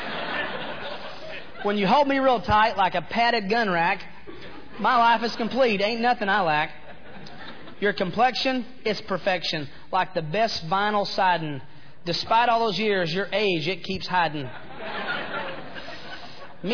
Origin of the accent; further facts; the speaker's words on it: Chattanooga, Tennessee, United States; moved away; I am from Chattanooga, Tennessee. I am a hick